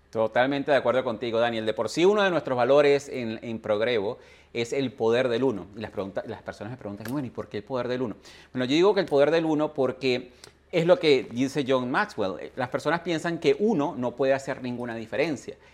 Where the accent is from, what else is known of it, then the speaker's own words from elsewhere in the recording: Venezuela; nací en Venezuela